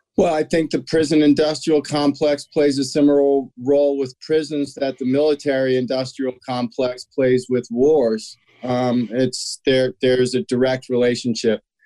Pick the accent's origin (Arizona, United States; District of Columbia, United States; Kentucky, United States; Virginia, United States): District of Columbia, United States; Washington; born or raised there